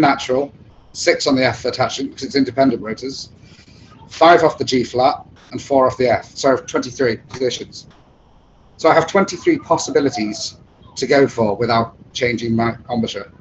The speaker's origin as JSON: {"language": "English", "region": "England", "country": "United Kingdom", "accent": "British", "said": "I didn't come from England"}